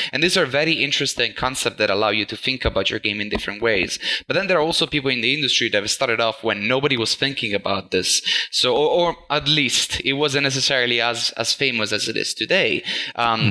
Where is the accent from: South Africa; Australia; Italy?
Italy; moved away as an adult; also born or lived in Netherlands; I'm actually from Italy, but I've mm-hmm. moved to the Netherlands uh, four to five years ago